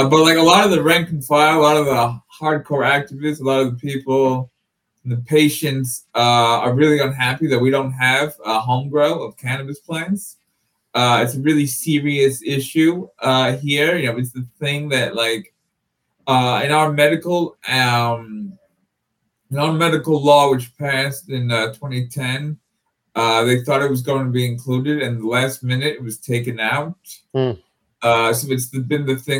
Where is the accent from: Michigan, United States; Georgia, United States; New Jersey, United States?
New Jersey, United States; near Highland Park; Highland Park is near my hometown